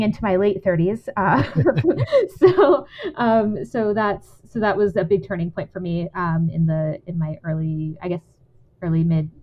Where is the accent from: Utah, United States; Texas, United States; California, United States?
Texas, United States; San Antonio; Yeah, I grew up in San Antonio, Texas